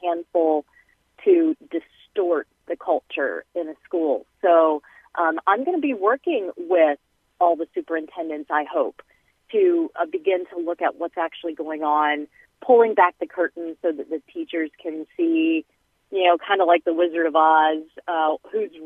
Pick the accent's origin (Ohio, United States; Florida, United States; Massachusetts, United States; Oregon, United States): Ohio, United States; Olentangy; I grew up in Olentangy, it's very different from when I was there, K through 12